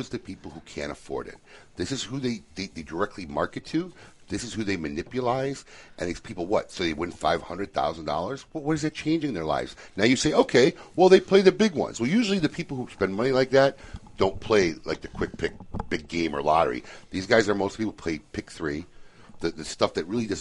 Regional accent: Chicago, Illinois, United States; I grew up in Chicago

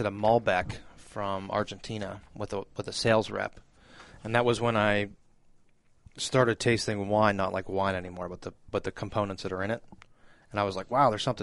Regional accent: Youngstown, Ohio, United States; I was from Youngstown

